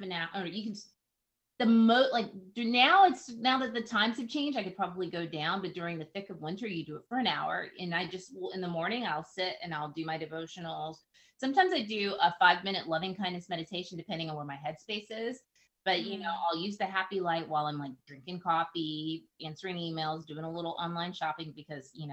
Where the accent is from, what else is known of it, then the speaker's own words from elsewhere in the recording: the South, United States; I'm Southern, I'm Black. So you can imagine I grew up Christian and Baptist